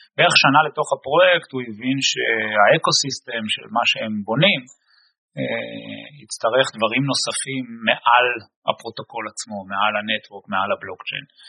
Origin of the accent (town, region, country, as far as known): Israel; born or raised there; moved away as an adult; now in Boston, United States